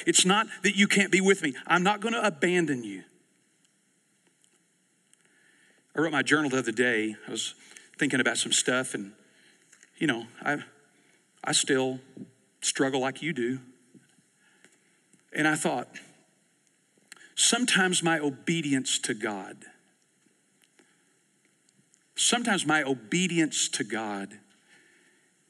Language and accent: English; East Texas, United States; I grew up in East Texas